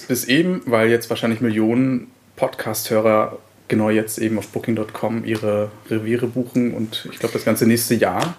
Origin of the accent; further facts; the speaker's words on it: Mecklenburg-Vorpommern, Germany; Das kann ich als Mecklenburger natürlich sehr, sehr gut heißen